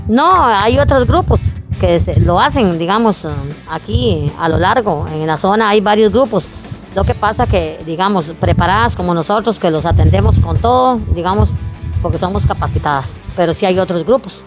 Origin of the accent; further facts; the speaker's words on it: Puriscal, San José, Costa Rica; aquí nacimos y aquí morimos, porque es eh, verdad, somos puriscaleños 100% y zapatoneños